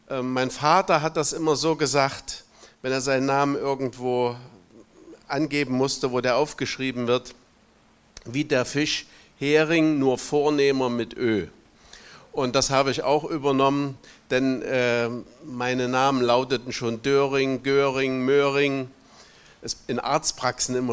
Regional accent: Thuringia, Germany; ich bin gebürtiger Thüringer, bin 32 Jahre meines Lebens in der DDR aufgewachsen und dort auch zum Glauben gekommen und habe da eine Berufung erlebt, Pastor zu werden

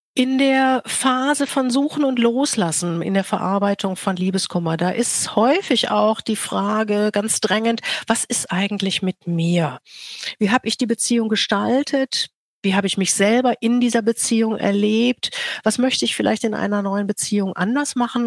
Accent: Rhineland, Germany; Ich komme aus dem Rheinland

